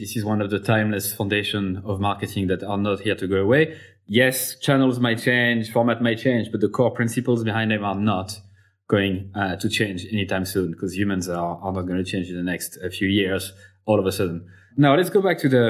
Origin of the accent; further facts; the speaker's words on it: Clermont-Ferrand, Auvergne-Rhône-Alpes, France; it's in my hometown, Clermont-Ferrand in France.